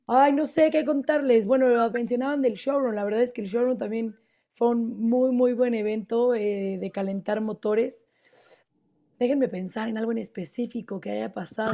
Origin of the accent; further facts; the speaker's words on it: Mexico; como mexicano